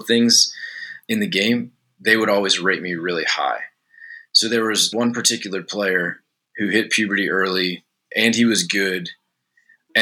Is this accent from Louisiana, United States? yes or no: yes; outside New Orleans, Louisiana, United States; I grew up outside New Orleans